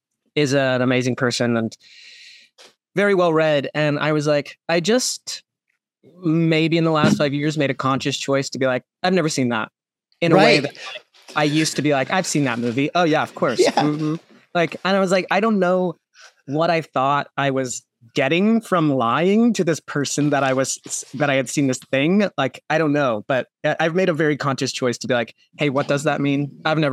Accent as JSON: {"language": "English", "town": "Rock Hill", "region": "South Carolina", "country": "United States", "tie": "born or raised there", "also_born_or_lived": "Charleston / Florida", "said": "Yes. So I was born in Charleston. My father was in the Air Force. We moved to Florida. My brother was born on a base there. Then we moved back to South Carolina to Rock Hill."}